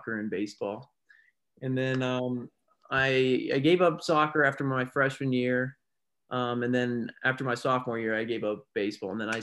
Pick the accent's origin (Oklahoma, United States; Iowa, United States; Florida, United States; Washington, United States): Iowa, United States; Newton; now in Des Moines, United States; I'm from Newton, Iowa. And but as childhood, so I got two older siblings